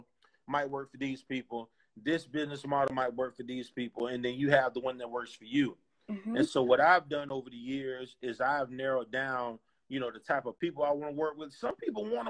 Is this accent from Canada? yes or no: no; Clearwater, Florida, United States; I'm from Tampa Bay.